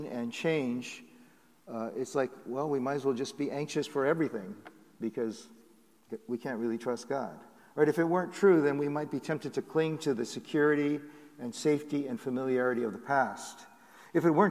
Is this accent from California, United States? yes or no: yes; Southern California, United States; moved away; also born or lived in Seattle; I grew up in Southern California